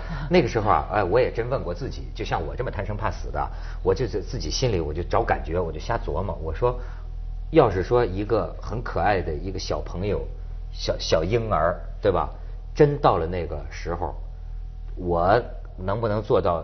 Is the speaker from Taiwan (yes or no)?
no; China; 作为一个大陆人